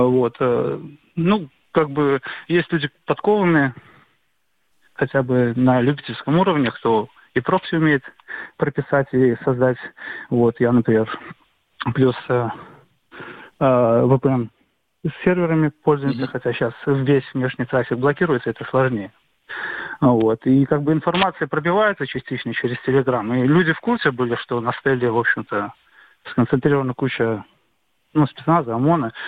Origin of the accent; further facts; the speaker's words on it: Minsk, Belarus; Я из Минска, из Минска